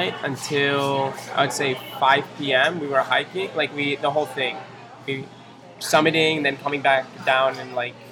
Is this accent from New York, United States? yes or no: yes; New York, United States; growing up in New York